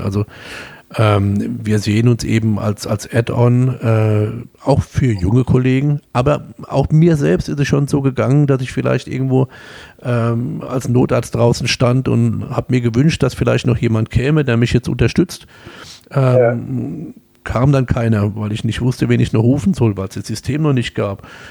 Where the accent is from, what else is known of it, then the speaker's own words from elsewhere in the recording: Kaiserslautern, Rhineland-Palatinate, Germany; accent: Pfälzisch; also born or lived in Homburg, Saarland; ich komme aus Kaiserslautern, also 98 Prozent